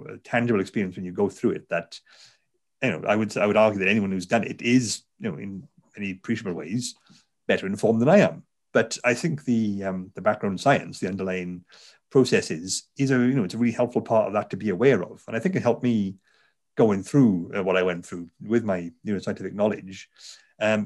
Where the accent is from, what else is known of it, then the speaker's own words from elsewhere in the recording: Garw Valley, South Wales, United Kingdom; accent: Welsh; I'm, as you tell from the accent, I'm a Welsh person. I'm from South Wales. I grew up in the Garo Valley.